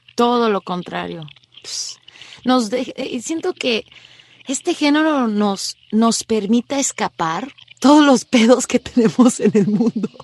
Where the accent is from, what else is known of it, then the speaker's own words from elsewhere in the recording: Mexico; moved away; me fui de México hace tantos años